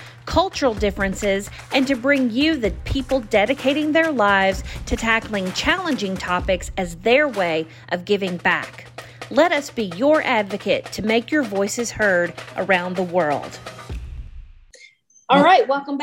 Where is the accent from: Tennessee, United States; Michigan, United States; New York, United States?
Tennessee, United States; West; When I was a little girl, I grew up in West Tennessee in a really small town